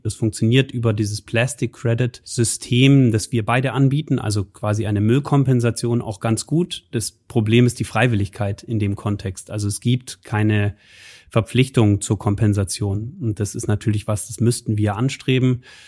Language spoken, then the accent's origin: German; Munich, Bavaria, Germany; now in Aachen, Germany; Ich bin aus München